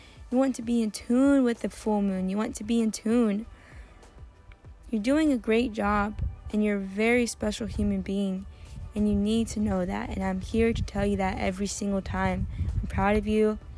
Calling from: Turkey; I'm sitting at a park, and I'm also coming from Turkey, so it is very loud and full of nature.

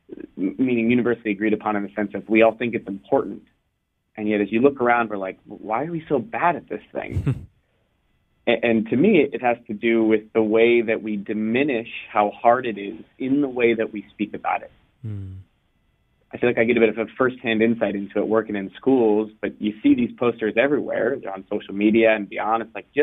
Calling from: California, United States; I'm in California, so I think we're in different spots right now

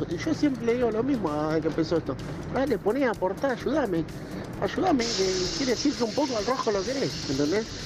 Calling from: Marcos Juárez, Córdoba, Argentina; de Marco Juárez. Quería contarles que hoy es mi cumpleaños, estoy cumpliendo 23

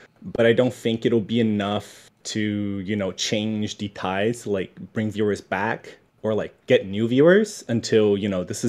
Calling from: Tokyo, Japan; I'm calling from Tokyo.

